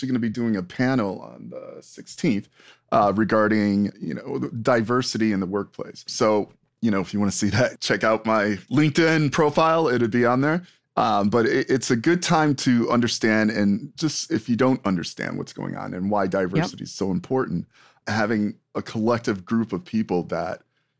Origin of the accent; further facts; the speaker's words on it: New York, United States; I'm from New York and you're from PA.